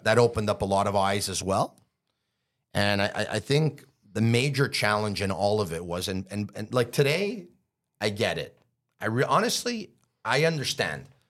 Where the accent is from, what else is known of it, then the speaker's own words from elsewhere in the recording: Montreal, Quebec, Canada; I grew up in Montreal